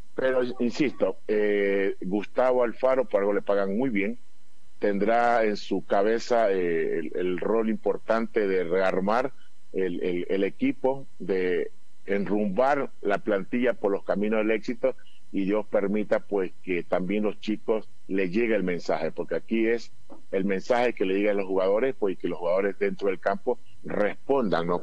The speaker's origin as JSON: {"language": "Spanish", "country": "Ecuador", "said": "Como todo ecuatoriano"}